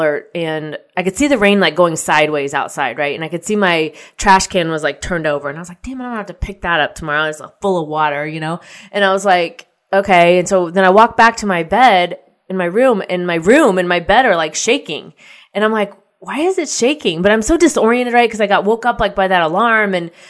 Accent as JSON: {"language": "English", "region": "Midwest", "country": "United States", "tie": "born or raised there", "said": "you know, I grew up in the Midwest, so tornadoes don't really faze me."}